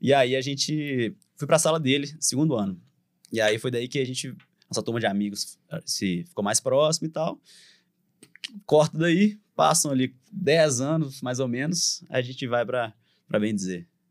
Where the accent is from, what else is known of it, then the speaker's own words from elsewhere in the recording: Divinópolis, Minas Gerais, Brazil; accent: mineiro; A gente é de Divinópolis